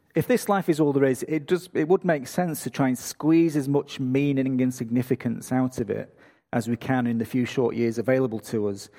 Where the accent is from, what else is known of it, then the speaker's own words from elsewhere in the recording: England, United Kingdom; moved away as an adult; now in Australia; I'm from England